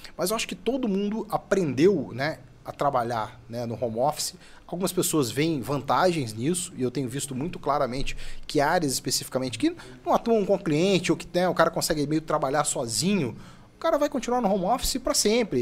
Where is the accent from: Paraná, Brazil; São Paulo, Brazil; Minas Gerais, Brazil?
Minas Gerais, Brazil; Como bom mineiro